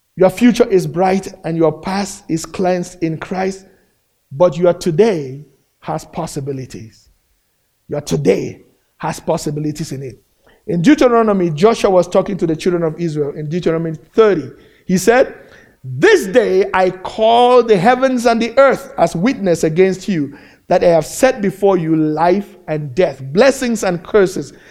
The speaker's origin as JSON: {"language": "English", "country": "Cameroon", "moved": "as an adult", "lives_now": "United States", "said": "back in my home country in, uh, in Cameroon, in Central Africa"}